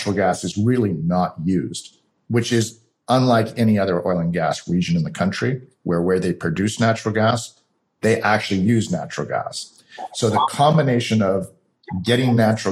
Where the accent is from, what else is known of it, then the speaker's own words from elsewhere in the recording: Canada; moved away as an adult; also born or lived in California; now in United States; I'm Canadian originally, now living in the United States as a dual citizen.